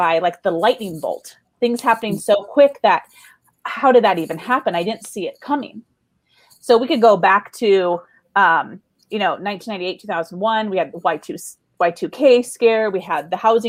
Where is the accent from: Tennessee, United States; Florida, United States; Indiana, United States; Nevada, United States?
Nevada, United States; Las Vegas; I was born and raised in Las Vegas